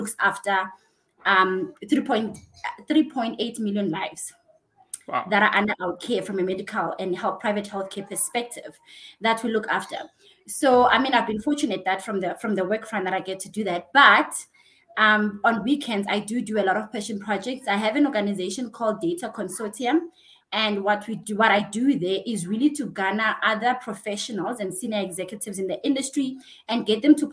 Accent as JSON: {"language": "English", "town": "Cape Town", "region": "Western Cape", "country": "South Africa", "tie": "born or raised there", "moved": "as an adult", "lives_now": "Johannesburg, South Africa", "said": "I'm originally from Cape Town. So I'm a Cape Townian. I was born and raised in Khayelitsha."}